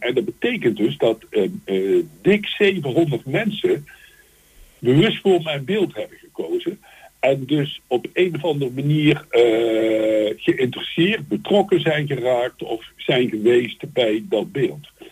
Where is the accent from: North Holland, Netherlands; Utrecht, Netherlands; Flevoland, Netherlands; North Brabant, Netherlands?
North Brabant, Netherlands; Eindhoven; ik kom dus uit Eindhoven